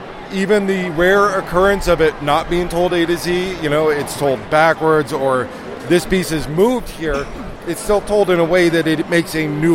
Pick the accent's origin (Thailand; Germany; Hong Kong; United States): Germany; I grew up on Doctor Who. I grew up in Germany, amongst other places.